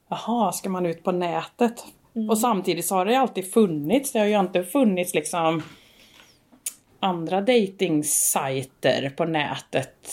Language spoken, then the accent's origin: Swedish; Värmland, Sweden; Hemma i Värmland.